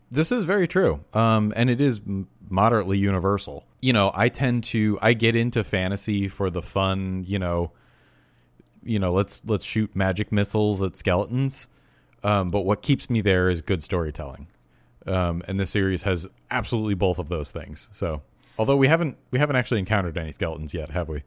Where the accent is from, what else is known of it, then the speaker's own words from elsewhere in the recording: near Newburgh, New York, United States; Newburgh, New York, which is, uh, very close to my hometown